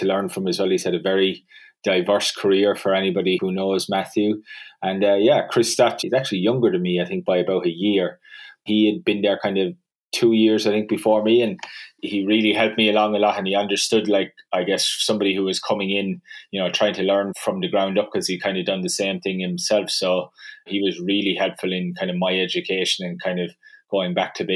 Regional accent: Ireland; moved away as an adult; also born or lived in Dublin / Sydney, Australia; the accent will probably give it away, but yeah, I grew up in Ireland and worked in Dublin for a little while after I finished university and then started traveling the world and ended up in Australia

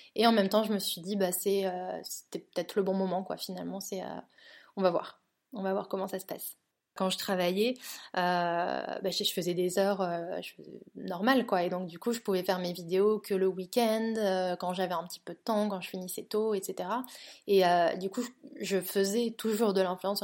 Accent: northern France, France; also born or lived in Toulouse / London; now in Barcelona, Spain; je suis originaire du nord de la France à la base, euh, mais ensuite j'ai vécu 10 ans à Toulouse

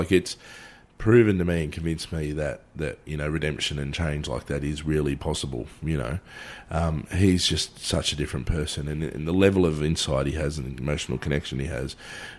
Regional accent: Australia; as an Australian man

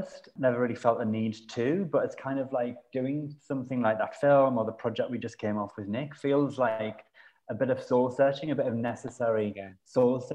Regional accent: Sunderland, North East England, United Kingdom; now in London, United Kingdom; I come from Sunderland, which is a city that's by the sea, and you can see the sea from my house.

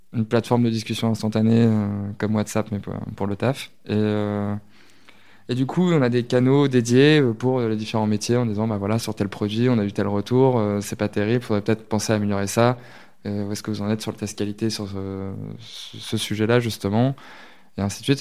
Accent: near Lisieux and Deauville, Normandy, France; moved away; also born or lived in Lille; J'ai grandi en Normandie, euh, à côté de Lisieux, Deauville, toutes ces villes-là un peu connues. Donc à la campagne

